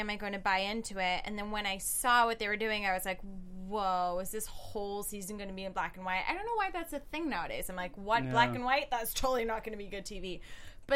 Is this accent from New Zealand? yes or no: no; South Africa; moved away; I'm not American. I'm from South Africa.